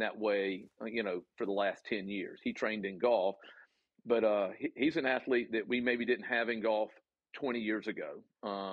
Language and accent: English; the South, United States; accent: Southern; my Southern accent